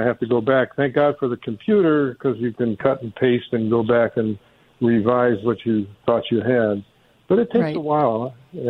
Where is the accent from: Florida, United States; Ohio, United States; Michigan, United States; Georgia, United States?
Michigan, United States; Detroit; I grew up in Detroit